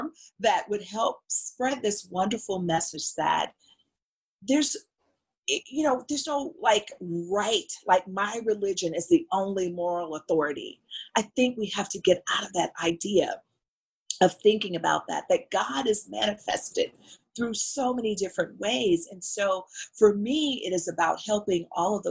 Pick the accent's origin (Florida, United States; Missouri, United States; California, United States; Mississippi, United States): Mississippi, United States; moved away; We're both from Mississippi